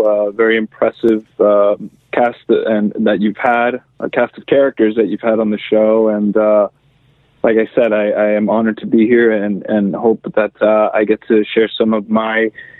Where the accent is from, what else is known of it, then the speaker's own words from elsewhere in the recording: Miami, Florida, United States; I'm originally from Miami, Florida. I'm the son of Cuban exiles who came over when they were quite young as well in 1960, 61.